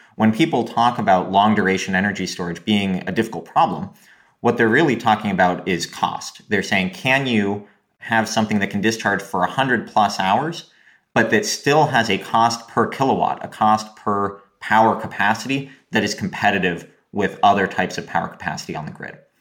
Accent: Oregon, United States; when I was growing up in Oregon

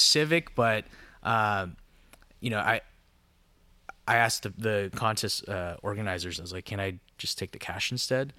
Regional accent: Anaheim, California, United States; also born or lived in Los Angeles; I was born and raised in Orange County, um, born in Anaheim

